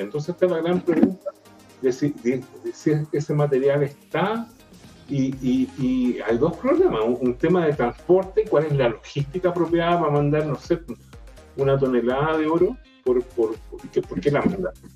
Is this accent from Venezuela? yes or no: no; Chile